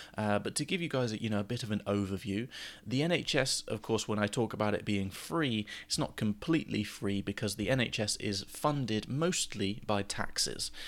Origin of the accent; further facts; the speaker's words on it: United Kingdom; as British people